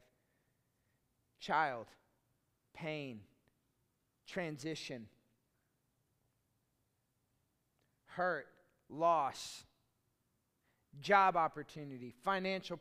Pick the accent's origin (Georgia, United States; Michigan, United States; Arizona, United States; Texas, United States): Texas, United States; Austin; I grew up in Austin